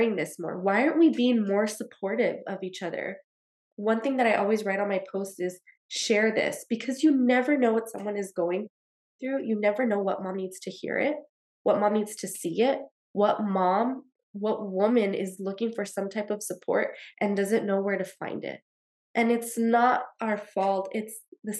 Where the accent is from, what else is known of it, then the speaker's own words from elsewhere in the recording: El Paso, Texas, United States; That's where I'm from. I'm from El Paso, Texas